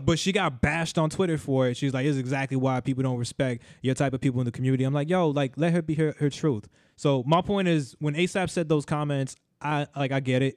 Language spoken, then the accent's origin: English; United States; as an American